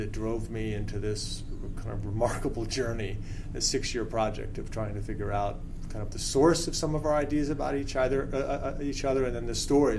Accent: United States; as an American

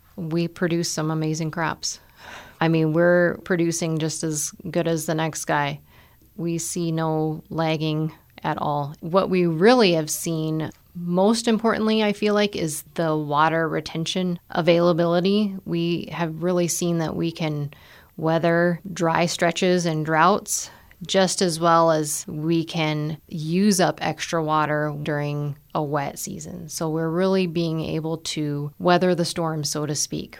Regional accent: Nebraska, United States; moved away as an adult; now in South Dakota, United States; I grew up in Nebraska on a farm.

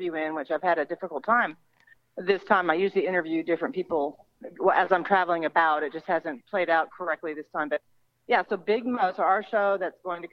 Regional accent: Texas, United States; we're from Texas

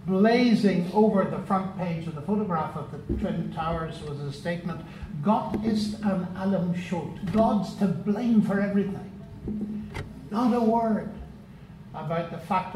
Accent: Northern Ireland, United Kingdom; moved away as an adult; also born or lived in Cambridge; I come from Northern Ireland

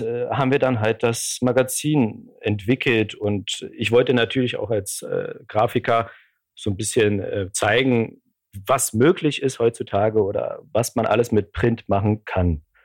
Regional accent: Poland; moved away; weil ich aus Polen komme

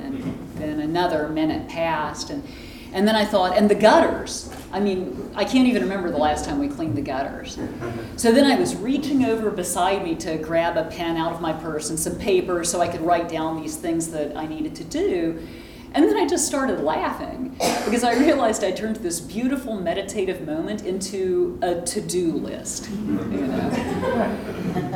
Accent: Texas, United States; I grew up in Texas

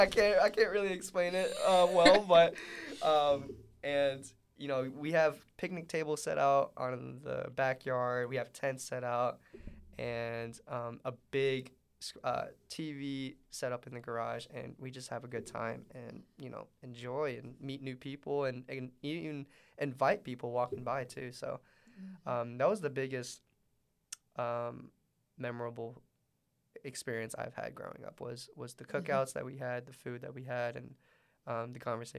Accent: Middlesbrough, North East England, United Kingdom; Because I growing up in Middlesbrough, it's always been small businesses, small communities, and small groups.

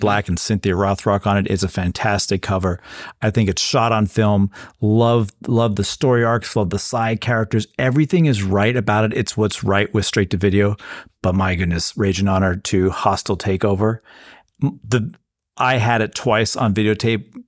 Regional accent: United States

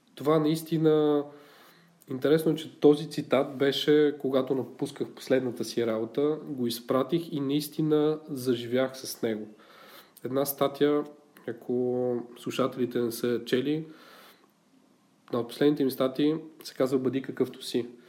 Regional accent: Bulgaria; ние сме малко така, като българи по-песимисти

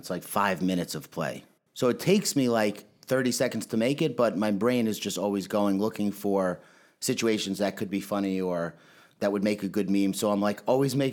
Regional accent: New York, United States; moved away as an adult; also born or lived in California; I'm obviously a meathead from New York

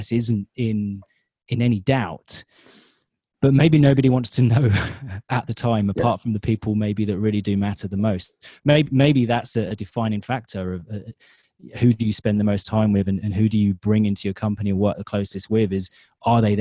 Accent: England, United Kingdom; now in California, United States; I come from England

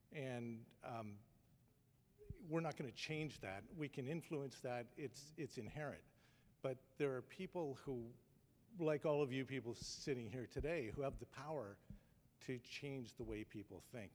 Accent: Toronto, Ontario, Canada; moved away as an adult; I'm a Canadian. I've moved here recently from Toronto

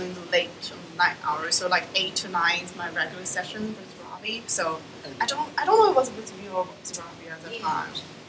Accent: China; now in Jersey City, United States

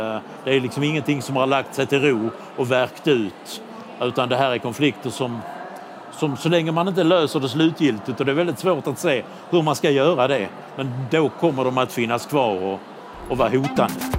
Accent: Budapest, Hungary; hemma i Budapest

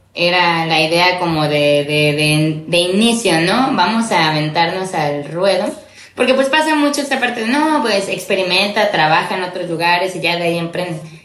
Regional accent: Córdoba, Veracruz, Mexico; moved away as an adult; now in Xalapa, Mexico; soy cordobesa, de nacimiento, pero bueno, vine a Jalapa a estudiar ya hace como 15 años

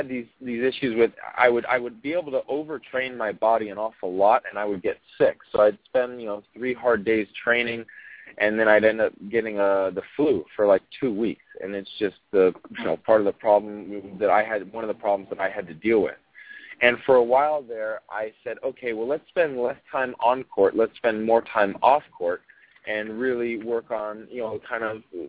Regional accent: United States; also born or lived in Australia; But I'm an American

